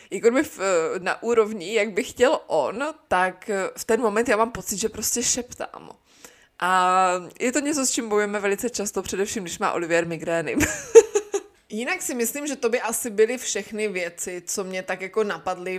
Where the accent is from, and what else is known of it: Czechia; moved away